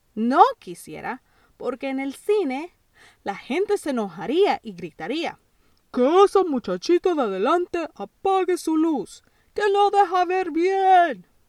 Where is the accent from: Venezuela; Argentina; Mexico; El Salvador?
El Salvador; Yo nací en El Salvador